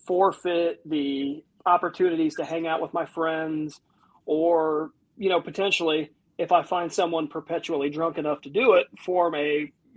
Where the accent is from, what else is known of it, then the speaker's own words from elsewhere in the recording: Northern Ohio, United States; I'm from more Northern Ohio